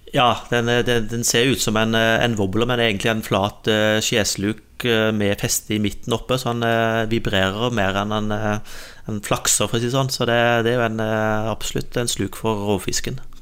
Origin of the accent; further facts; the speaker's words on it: Innlandet, Norway; jeg er oppvokst i Innlandet delvis.